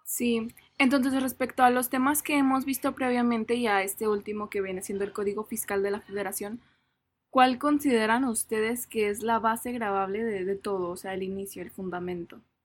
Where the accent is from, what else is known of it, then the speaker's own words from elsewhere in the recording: Mexico; nos rige como mexicanos